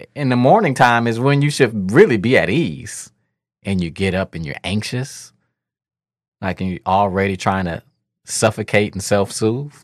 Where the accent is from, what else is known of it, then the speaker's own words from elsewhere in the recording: Detroit, Michigan, United States; I'm kid from Eight Mile